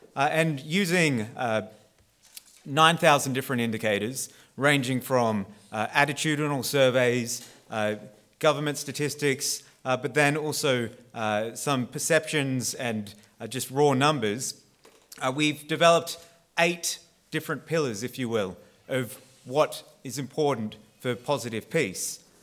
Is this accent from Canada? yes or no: no; Australia; I am Australian